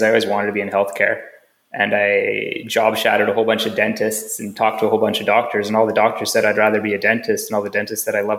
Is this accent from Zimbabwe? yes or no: no; Canada; So I ended up in small town, in my hometown actually, back in Canada